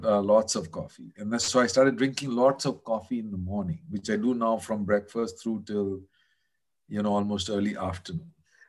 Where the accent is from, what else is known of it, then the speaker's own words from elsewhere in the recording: Kolkata, West Bengal, India; moved away as an adult; also born or lived in New York, United States; a lot when I lived in the US in New York. Mm. So, you know, I grew up in Calcutta.